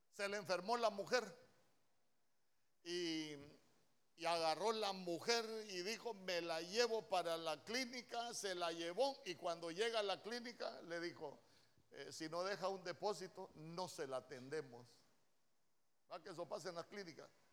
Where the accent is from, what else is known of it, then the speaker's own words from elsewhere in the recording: El Salvador; moved away; cuando me vine de mi tierra El Salvador